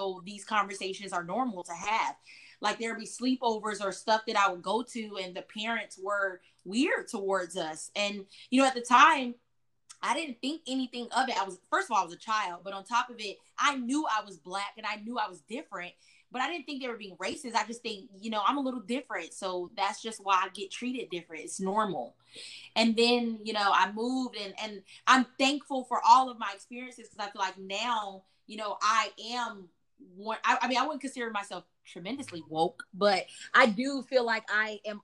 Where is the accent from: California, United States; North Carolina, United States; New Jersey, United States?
North Carolina, United States; Chapel Hill; also born or lived in Durham, North Carolina; now in Austin, United States; I grew up in Chapel Hill, North Carolina, which is a very white city.